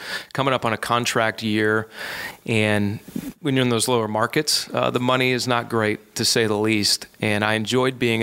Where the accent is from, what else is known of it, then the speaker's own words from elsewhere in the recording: Johnstown, Pennsylvania, United States; moved away as an adult; now in Charlotte, United States; I left Johnstown, which was really bittersweet, my hometown